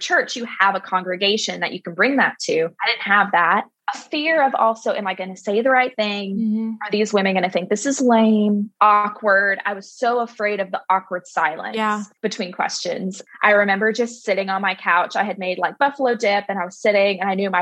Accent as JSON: {"language": "English", "town": "Gulf Breeze", "region": "Florida", "country": "United States", "tie": "born or raised there", "also_born_or_lived": "Birmingham", "said": "I grew up in Gulf Breeze. So born and raised, went to school in Birmingham and then came back."}